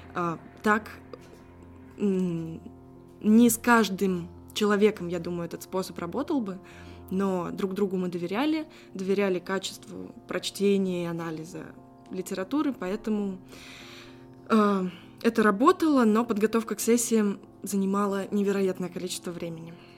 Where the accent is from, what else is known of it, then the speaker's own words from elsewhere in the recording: Saratov, Saratov Oblast, Russia; Саратов мой родной город